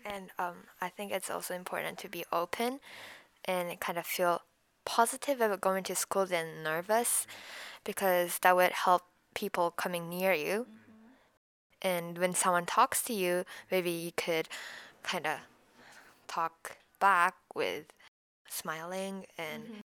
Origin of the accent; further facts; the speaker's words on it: Japan; first language Japanese; English is a second language; moved away; also born or lived in Philippines; I think my mother tongue is Japanese, of course, because I've lived in Japan, I don't know, more than 10 years.